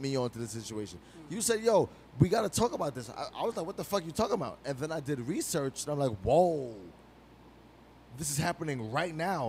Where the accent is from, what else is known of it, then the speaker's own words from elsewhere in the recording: New York City, New York, United States; we grew up in New York City fucking public school system